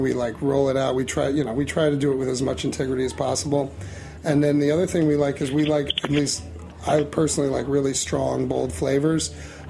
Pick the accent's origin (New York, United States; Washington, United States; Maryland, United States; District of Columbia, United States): New York, United States; I've had a lifelong love of Chinese food growing up in New York.